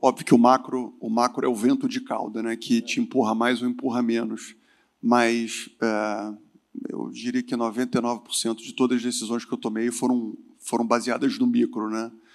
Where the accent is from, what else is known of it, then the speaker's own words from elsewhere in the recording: Rio de Janeiro, Brazil; moved away as an adult; also born or lived in southern Brazil; eu fugi do Rio de Janeiro, eu sou carioca, fui morar no sul do Brasil